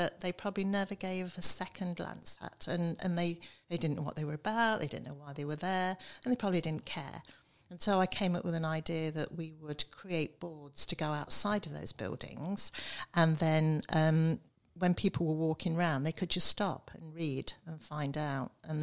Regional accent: Coalville, East Midlands, United Kingdom; I was brought up in Colville, where the Palitoy factory was

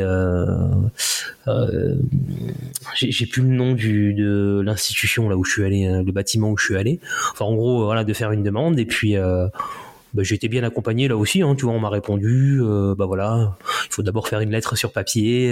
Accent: Le Mans, Pays de la Loire, France; also born or lived in Paris / Écommoy / Haiti (ancestry); now in near Nantes, France; je suis français, euh, tu vois, élevé plutôt à la Hein. Quand j'étais euh, au Mans

